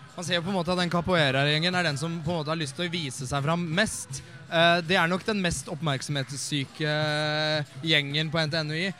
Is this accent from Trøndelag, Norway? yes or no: no; Eidsvoll, Akershus, Norway; jeg kommer jo fra Eidsvoll